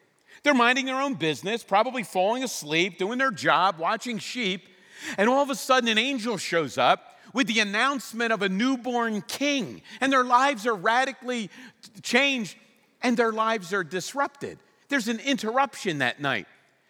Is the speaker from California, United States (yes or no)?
no; Philadelphia, Pennsylvania, United States; In fact, I grew up in Philadelphia, and Christmas season began right after the Thanksgiving parade.